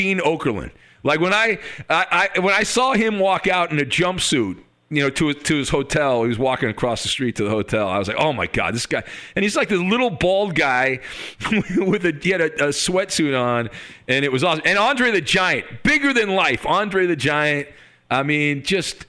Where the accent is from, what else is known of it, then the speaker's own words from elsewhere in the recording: Orange County, California, United States; I grew up in Orange County